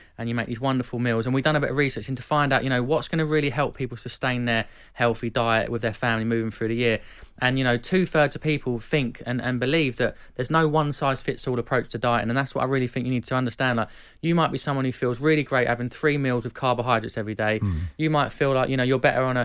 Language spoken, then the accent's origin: English; Epsom, South East England, United Kingdom; I'm from Epsom, and we used to go to Kingstonian and watch them play